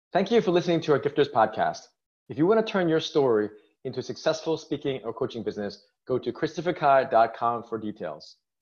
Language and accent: English; New York City, New York, United States; I'm from New York City, born and raised